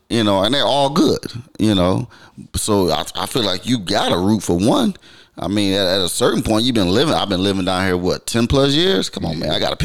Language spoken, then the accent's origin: English; Detroit, Michigan, United States; moved away as an adult; also born or lived in Auburn, Alabama; now in Atlanta, United States; I'm from Michigan.